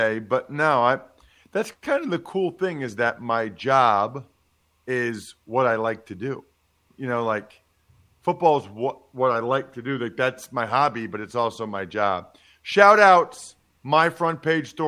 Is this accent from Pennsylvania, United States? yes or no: yes; Pennsylvania, United States; I'm from Pennsylvania